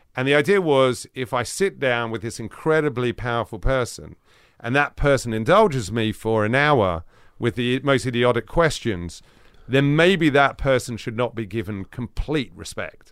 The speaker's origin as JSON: {"language": "English", "region": "London", "country": "United Kingdom", "tie": "born or raised there", "said": "I grew up in northwest London"}